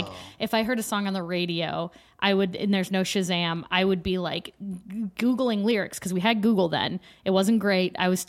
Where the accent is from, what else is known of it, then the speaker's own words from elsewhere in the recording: Pittsburgh, Pennsylvania, United States; born there; I was born in Pittsburgh, but I was not making mixtapes when I was zero.